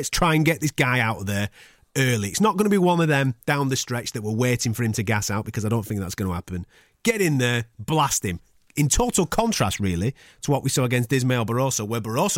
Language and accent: English; Blackburn, North West England, United Kingdom; accent: Blackburn; my Blackburn accent